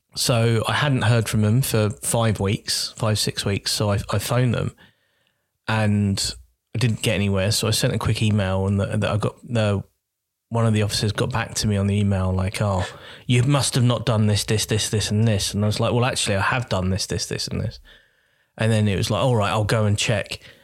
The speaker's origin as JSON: {"language": "English", "town": "Croydon", "region": "London", "country": "United Kingdom", "tie": "born or raised there", "moved": "as an adult", "lives_now": "Norway", "said": "my hometown in Croydon."}